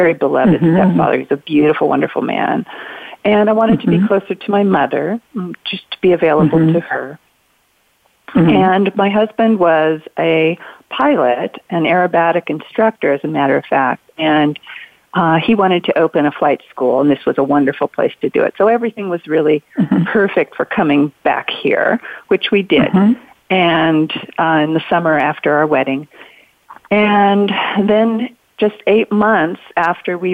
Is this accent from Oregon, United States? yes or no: yes; Southern Oregon, United States; also born or lived in Santa Barbara, California / Chicago / San Francisco; I grew up here in Southern Oregon from the time I was 6 years old, did all my lower schooling here.